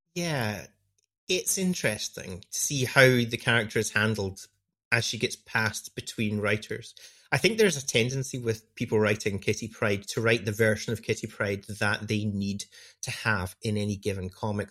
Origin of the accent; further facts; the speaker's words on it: United Kingdom; I, as a British person